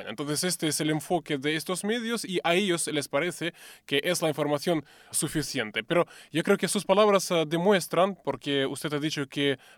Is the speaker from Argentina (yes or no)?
no; Russia; first language Russian; Spanish is a second language; yo lo escucho en ruso porque soy persona rusa